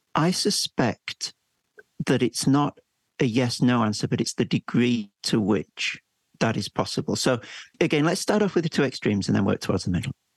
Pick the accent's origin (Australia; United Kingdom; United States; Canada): United Kingdom; England; as an English person